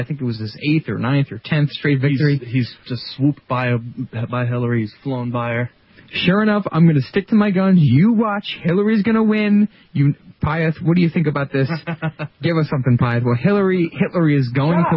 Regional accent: New York, United States; my home state, New York

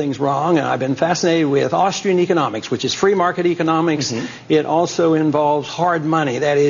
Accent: Pittsburgh, Pennsylvania, United States; now in Texas, United States; I grew up in Pennsylvania, okay. Pittsburgh, Pennsylvania.

